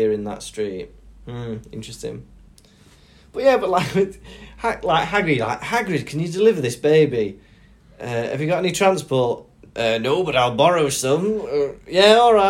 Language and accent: English; Welsh, Wales, United Kingdom; I'm Welsh